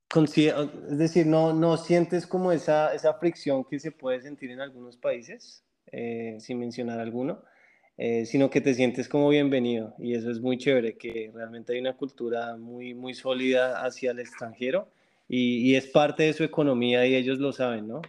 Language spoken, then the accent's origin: Spanish; Colombia; moved away as an adult; now in Canada; como colombiano